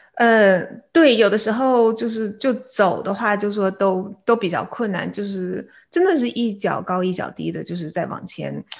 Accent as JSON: {"language": "Chinese", "region": "Beijing", "country": "China", "tie": "born or raised there", "also_born_or_lived": "South Dakota, United States / Chicago, United States", "moved": "as an adult", "lives_now": "San Diego, United States", "said": "我来自中国北京，然后，呃，中学的时候在，呃，北京师范大学附属实验中学毕业"}